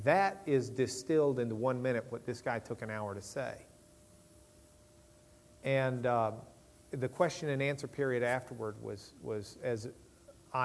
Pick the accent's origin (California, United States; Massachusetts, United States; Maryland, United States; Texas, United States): Texas, United States; Lubbock; I'm from Lubbock